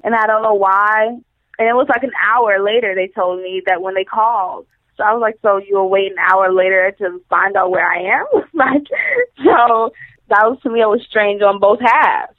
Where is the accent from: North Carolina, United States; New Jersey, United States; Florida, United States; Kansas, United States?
Florida, United States; Royal Palm Beach; also born or lived in Wellington, Florida / Lake Worth, Florida; I grew up in Florida, in Royal Palm. I moved, moved around a little to Wellington, to Boynton, to Delray, and back to Lake Worth